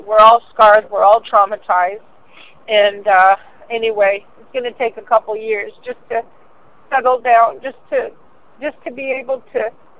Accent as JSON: {"language": "English", "region": "London", "country": "United Kingdom", "said": "because a lot of these people are out of town, and I'm from London, right?"}